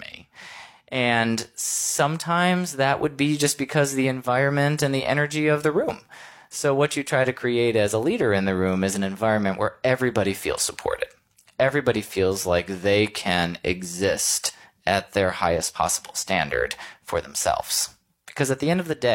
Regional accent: Michigan, United States; also born or lived in New York; now in Missouri, United States; I'm from Michigan. I went to school in Missouri. I moved to New York, and now I'm back in Missouri

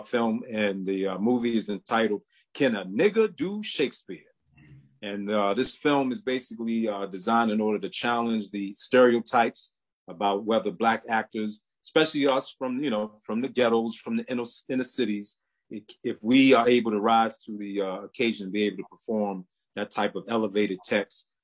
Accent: Baltimore, Maryland, United States; now in High Point, United States; I'm originally from Baltimore, Maryland, but I'm currently living in uh, High Point, North Carolina

